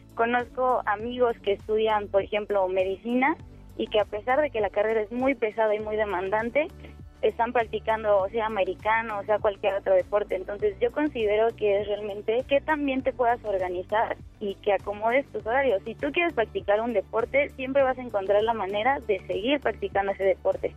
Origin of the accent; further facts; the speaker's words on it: Mexico City, Mexico; Yo nací aquí en la Ciudad de México, en el Hospital Troncoso, el 31 de mayo de 1998